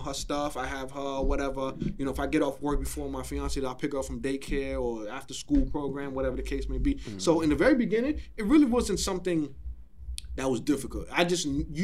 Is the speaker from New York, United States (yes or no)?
yes; New York City, New York, United States; I'm from Flatbush. I'm from Junction.